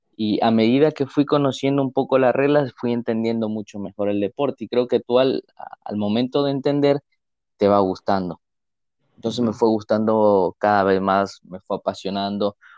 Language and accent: Spanish; Ecuador; soy, soy de Ecuador